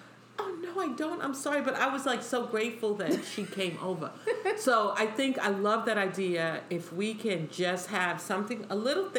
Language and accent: English; New York City, New York, United States; accent: New York; I was born and raised in New York